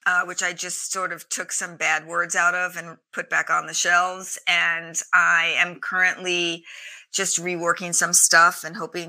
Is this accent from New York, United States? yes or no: yes; New York City, New York, United States; I grew up in Staten Island